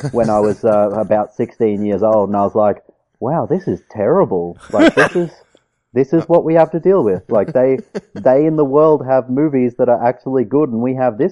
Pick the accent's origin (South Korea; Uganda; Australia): Australia; Townsville, Queensland; I'm from Townsville.